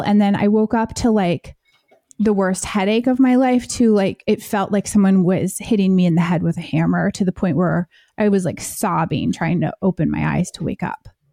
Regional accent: United States; I am American

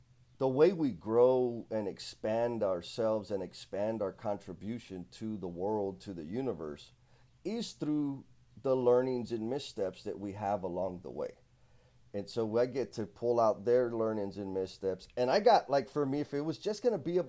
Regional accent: San Antonio, Texas, United States; I'm from San Antonio, Texas

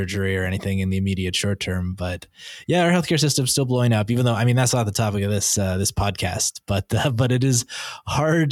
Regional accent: Calgary, Alberta, Canada; I grew up in Calgary

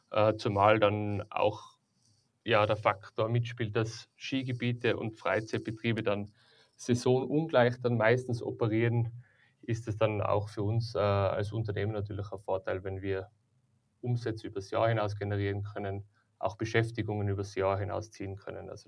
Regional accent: Tyrol, Austria; Ja, also wie gesagt, ähm, ich bin ja aus Tirol, ich komme aus der Tourismusbranche

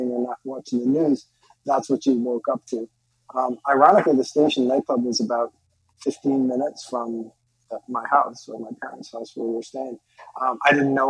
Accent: Rhode Island, United States; moved away; I was from Rhode Island

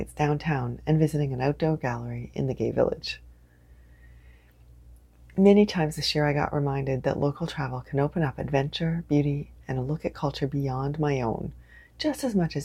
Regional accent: Canada; I am unapologetically Canadian

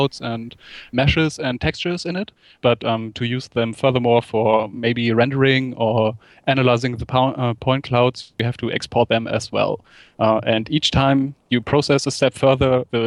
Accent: Germany; In Germany, you had to do something like a military service

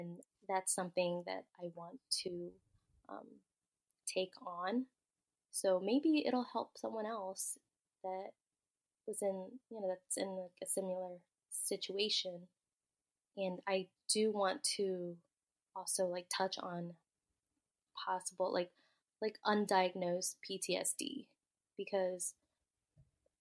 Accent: United States; I'm first generation, like, born in America

